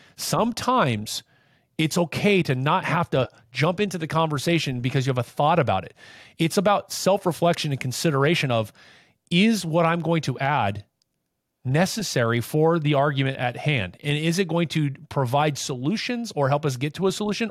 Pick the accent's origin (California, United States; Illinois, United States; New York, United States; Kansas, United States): California, United States; Anaheim; I grew up in Anaheim